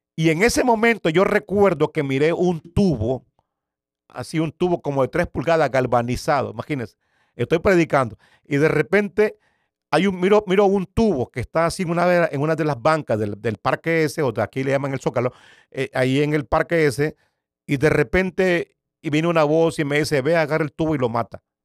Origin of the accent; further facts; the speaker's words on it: Nicaragua; moved away as an adult; also born or lived in San Salvador, El Salvador; yo soy originario de Nicaragua